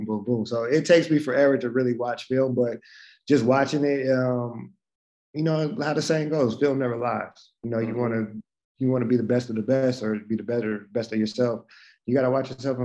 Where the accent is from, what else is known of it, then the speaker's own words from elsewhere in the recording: Alaska, United States; growing up in Alaska